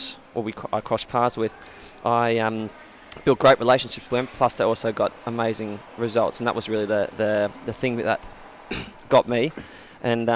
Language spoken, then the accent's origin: English; Germany; also born or lived in Australia; I grew up in Germany. I was born in Australia, but we moved to Germany straight away when I was about 9 months old.